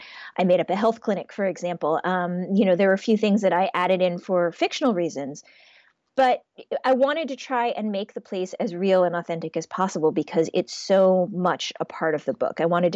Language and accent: English; Shaker Heights, Ohio, United States; I think of Ohio as being my home state. That's where mm-hmm. I spent my my adolescence.